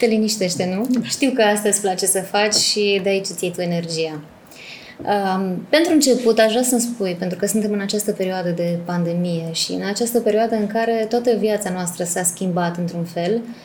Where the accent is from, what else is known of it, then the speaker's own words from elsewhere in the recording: Târgu Mureș, Mureș County, Romania; mă simt ca acasă la Târgu Mureș